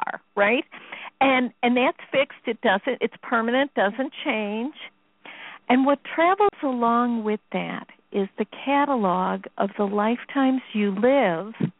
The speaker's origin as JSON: {"language": "English", "town": "Chicago", "region": "Illinois", "country": "United States", "said": "I'm from Chicago"}